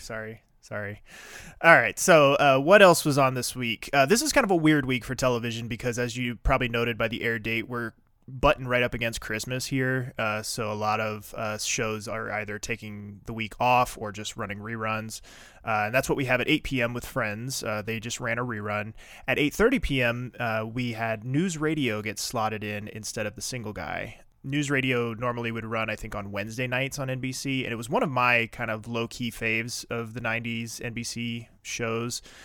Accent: East Coast, United States; moved away; I grew up on the East Coast

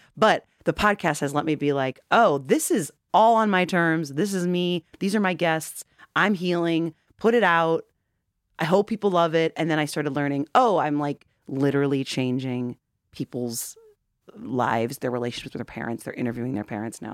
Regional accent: Wheaton, Illinois, United States; now in Chicago, United States; I grew up in Wheaton.

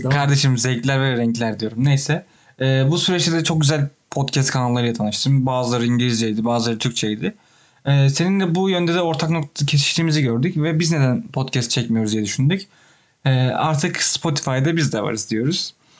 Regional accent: Turkey; moved away as an adult; also born or lived in Toronto, Canada; now in Ottawa, Canada; buradaki her insan Türk olduğumu öğrenince

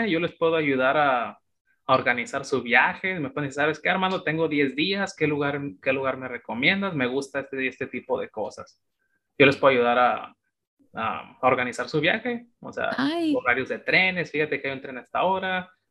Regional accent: Mexico; moved away as an adult; now in China; yo les digo como mexicano

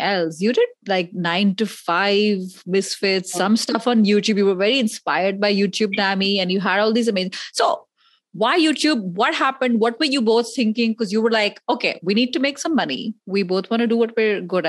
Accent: India; accent: Indian; My Indian accent

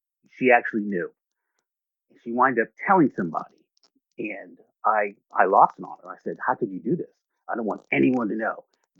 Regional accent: Boston, Massachusetts, United States; born there; I was born in Boston, Massachusetts in 1972.

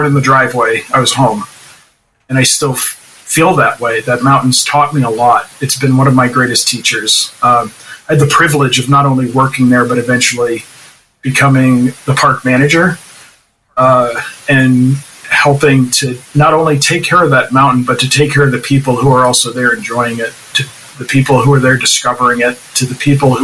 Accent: Jaffrey, New Hampshire, United States; I grew up in Jaffrey in the shadow of that mountain

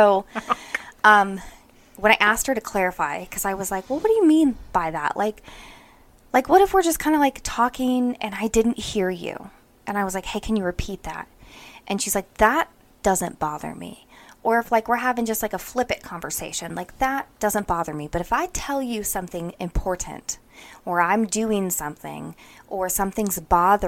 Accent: Palmer, Alaska, United States; I am quite literally from Palmer, Alaska, and it's called the Valley.

